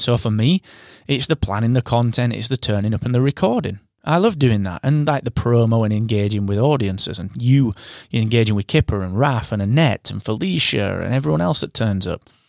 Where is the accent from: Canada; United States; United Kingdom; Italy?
United Kingdom; England; I am your English host